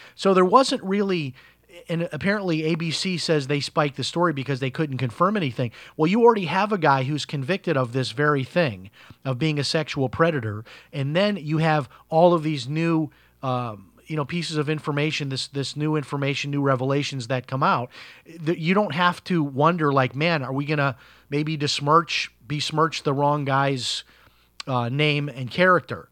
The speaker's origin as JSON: {"language": "English", "town": "Chicago", "region": "Illinois", "country": "United States", "tie": "born or raised there", "said": "I grew up in Chicago"}